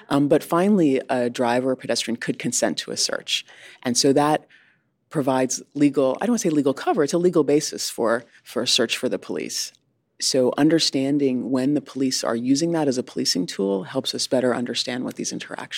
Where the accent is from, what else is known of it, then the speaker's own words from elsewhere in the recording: Connecticut, United States; moved away; But I grew up in Connecticut, so I say Kajavi.